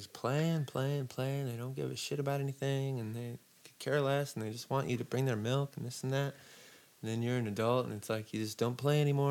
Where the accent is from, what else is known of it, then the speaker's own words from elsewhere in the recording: Joshua Tree, California, United States; moved away as an adult; also born or lived in Seattle; I didn't live my entire life in Joshua Tree. I grew up in Joshua Tree